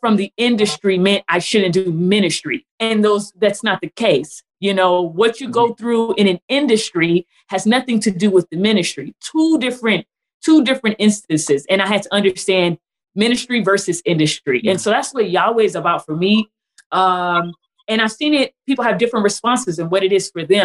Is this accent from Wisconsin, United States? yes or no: no; California, United States; now in Texas, United States; I'm originally from California.